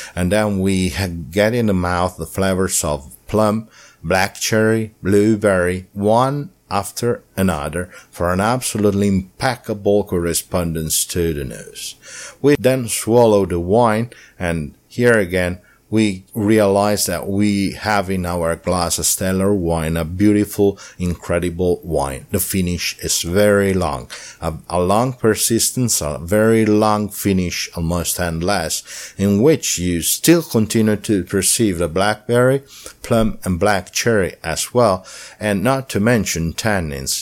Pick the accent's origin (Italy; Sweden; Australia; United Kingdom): Italy; Umbria; I'm from Umbria